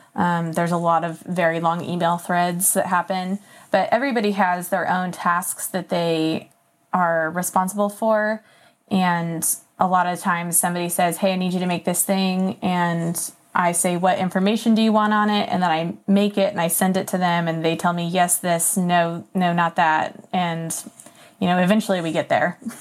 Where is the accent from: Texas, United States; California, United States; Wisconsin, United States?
California, United States; Napa Valley; moved away as an adult; also born or lived in Oklahoma / San Francisco, California; now in South Carolina, United States; I was born in Oklahoma and then moved to California when I was like eight. And I lived in the Napa Valley for uh, 13 years